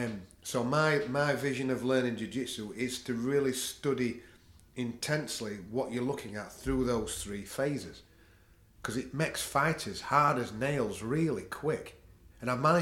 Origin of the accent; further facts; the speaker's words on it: United Kingdom; we're from a British culture